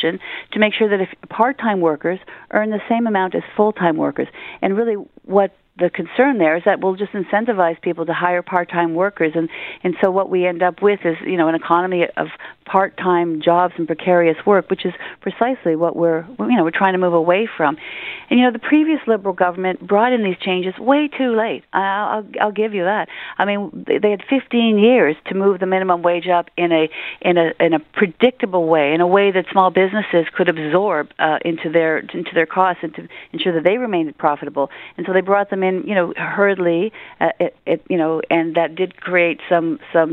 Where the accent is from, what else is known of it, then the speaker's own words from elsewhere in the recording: Hamilton, Ontario, Canada; I'm from Hamilton